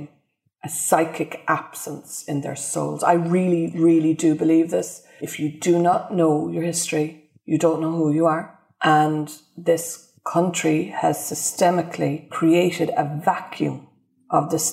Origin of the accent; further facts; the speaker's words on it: Ireland; now in United Kingdom; being an Irish immigrant